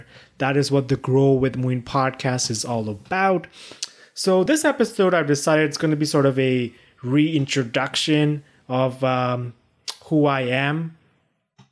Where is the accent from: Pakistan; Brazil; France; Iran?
Pakistan; moved away as an adult; also born or lived in China; now in Canada; I was born in China, raised in Pakistan, and I came here to Canada at age 18 for my undergraduate studies